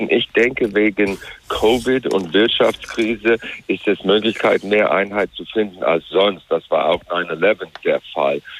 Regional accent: Wyoming, United States; German is a second language; Ich komme aus Wyoming. Wyoming, da waren für Donald Trump äh, mehr als in irgendeinem anderen Bundesstaat

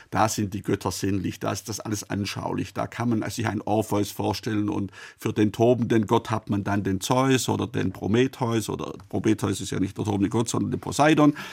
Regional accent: Baden-Württemberg, Germany; born there; Ich bin in Oberschwaben geboren. Das war auch bis 1806 Vorderösterreich.

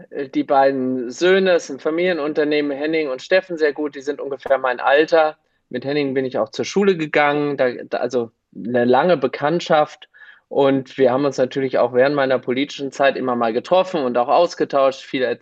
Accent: Gelnhausen, Hesse, Germany; Und Vorsteher in Gelnhausen, das mache ich auch ganz gerne, weil es meine Heimatstadt ist.

